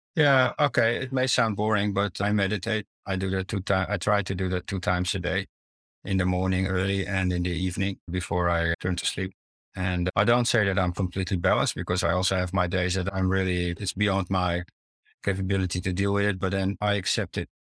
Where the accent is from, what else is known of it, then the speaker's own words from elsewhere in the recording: Netherlands; also born or lived in Italy / Amsterdam; As a child, I grew up in the Netherlands. I grew also partially up in Italy